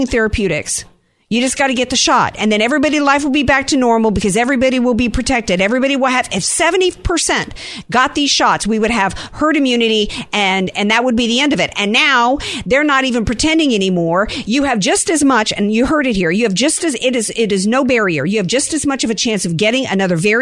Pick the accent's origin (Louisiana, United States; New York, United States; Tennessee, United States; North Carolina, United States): Louisiana, United States; now in San Diego, United States; my home state, I'm a little preoccupied tonight thinking about my people down there.